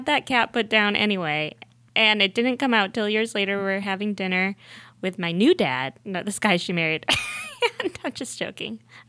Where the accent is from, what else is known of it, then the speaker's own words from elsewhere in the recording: Buffalo, New York, United States; I grew up in Buffalo, New York.